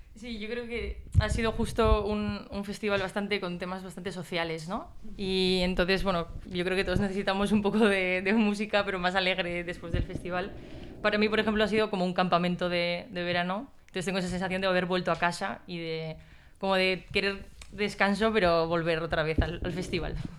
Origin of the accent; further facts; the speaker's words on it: San Sebastián, Basque Country, Spain; yo soy de San Sebastián